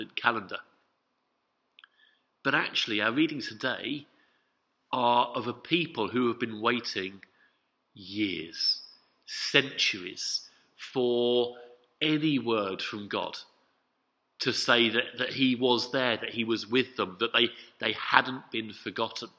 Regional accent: London, United Kingdom; as a Londoner

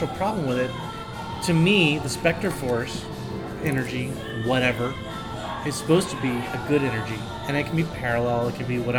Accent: the South, United States; I grew up in the South, man.

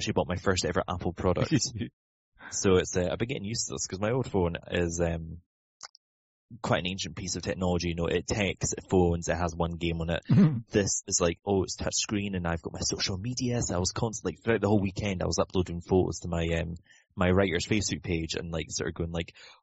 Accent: Inverness, Scotland, United Kingdom; I was flying away from Inverness, my hometown, to Amsterdam

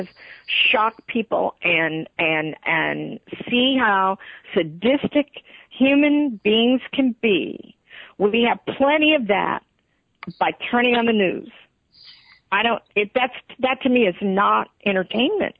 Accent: Texas, United States; I'm from Texas

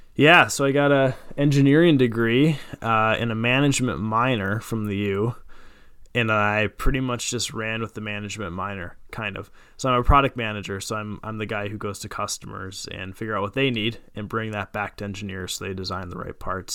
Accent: Jordan, Minnesota, United States; good old Jordan, Minnesota. Uh, grew up there

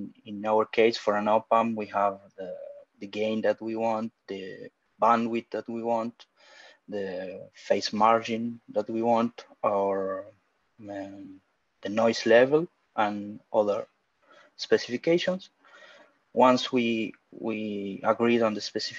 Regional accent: Argentina; I'm from Argentina.

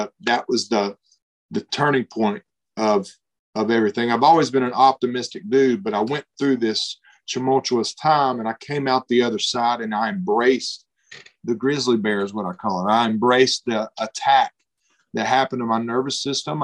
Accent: Alabama, United States; we grew up in Alabama

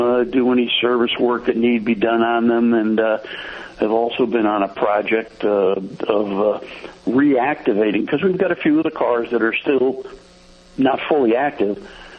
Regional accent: Northeast, United States; now in Plymouth, United States; And moved to Plymouth. We're from the Northeast and just wanted to get over this way.

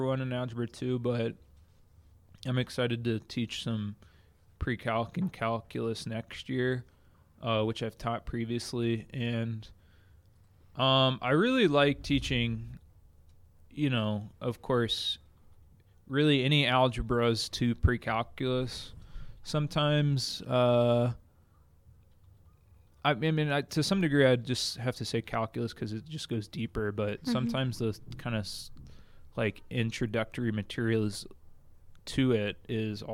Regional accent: outside of Atlanta, Georgia, United States; moved away as an adult; also born or lived in Clearwater, Florida; now in Utah, United States; I grew up outside of Atlanta, Georgia, northeast suburbs of Atlanta, and grew up there.

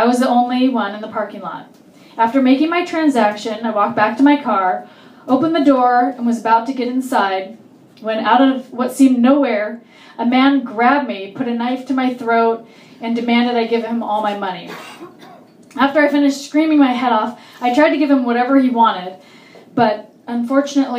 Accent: Orange County, California, United States; I grew up in Orange County.

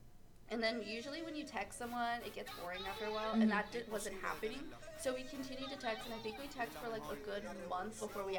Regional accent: Indio, California, United States

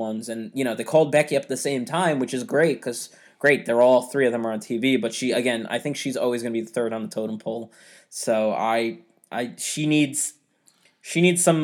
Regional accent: Ireland; We're both Irish

